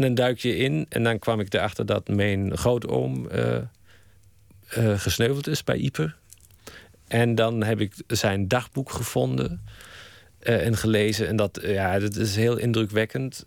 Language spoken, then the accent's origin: Dutch; Germany; Dutch is a second language; moved away as an adult; now in Netherlands; ik blijf Duits. Ik kijk met een Duitse bril